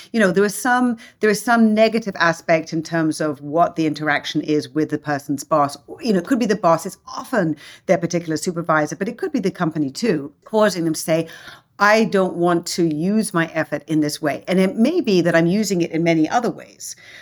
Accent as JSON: {"language": "English", "region": "London", "country": "United Kingdom", "tie": "born or raised there", "also_born_or_lived": "Hong Kong / Germany / Italy / France", "moved": "as an adult", "lives_now": "United States", "said": "English, grew up in London."}